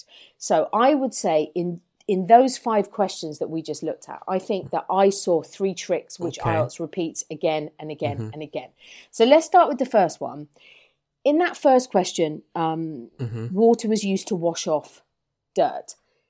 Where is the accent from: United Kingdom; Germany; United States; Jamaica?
United Kingdom; England; as English people